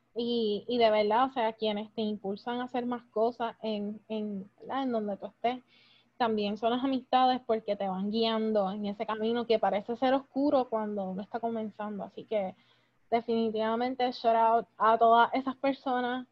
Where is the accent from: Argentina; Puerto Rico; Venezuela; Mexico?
Puerto Rico; moved away